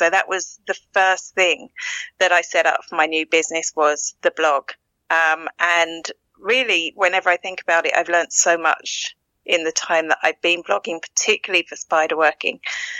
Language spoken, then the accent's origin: English; East of England, United Kingdom; accent: Essex; now in Ireland; No, I'm originally from Essex in England. I'm in Ireland 21 years.